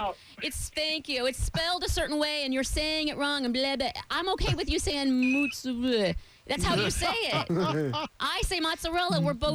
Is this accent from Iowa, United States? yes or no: yes; Iowa, United States; moved away; also born or lived in Buffalo, New York; Girl born and raised in Iowa